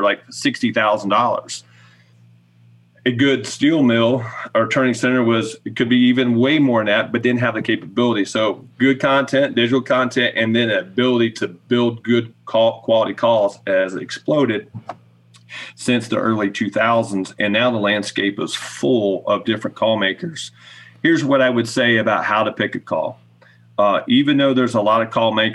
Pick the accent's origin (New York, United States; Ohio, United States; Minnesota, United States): Ohio, United States; someone like me growing up in Ohio